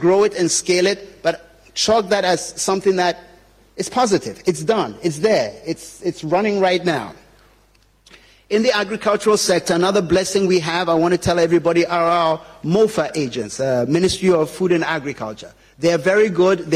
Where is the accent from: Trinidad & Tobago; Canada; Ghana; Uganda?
Ghana; I am from Kumo. That's where I went Form 1 to Form 5.